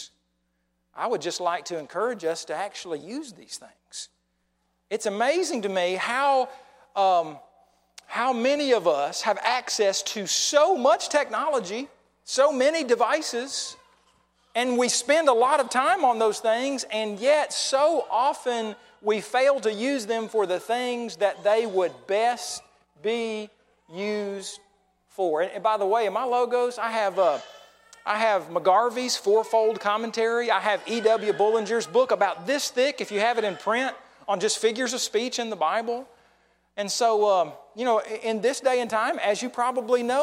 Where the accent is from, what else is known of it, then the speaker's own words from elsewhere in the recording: Oklahoma, United States; moved away; I'm from Oklahoma and we just were a decade or so behind